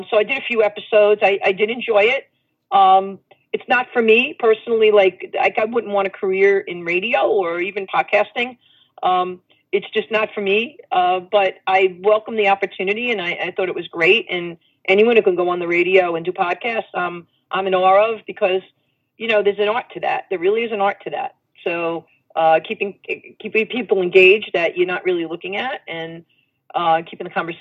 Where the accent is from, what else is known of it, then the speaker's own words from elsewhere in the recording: New York City, New York, United States; I came from Brooklyn